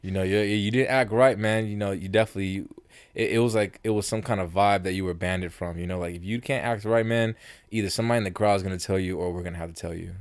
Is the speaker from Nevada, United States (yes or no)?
yes; Las Vegas, Nevada, United States; also born or lived in South Bronx, New York; I was raised in New, in, in, not in New York, in Vegas